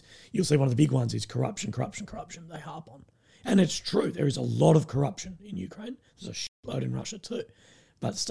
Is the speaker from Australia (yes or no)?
yes; Australia